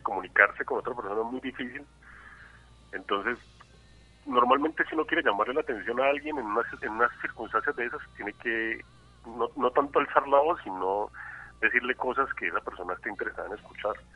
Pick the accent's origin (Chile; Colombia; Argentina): Colombia; Cali, Valle del Cauca; yo soy un caleño extraño porque no soy una persona muy, muy, muy, muy ligada a la cultura caleña